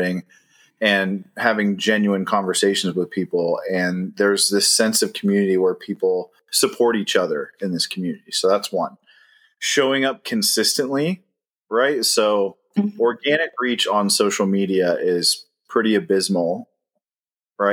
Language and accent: English; Ohio, United States; moved away as an adult; now in Charlotte, United States; We're originally from Ohio